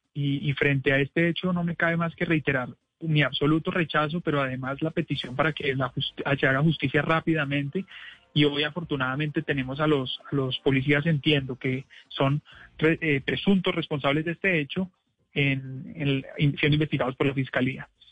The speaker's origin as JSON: {"language": "Spanish", "region": "Bogotá", "country": "Colombia", "said": "somos los bogotanos"}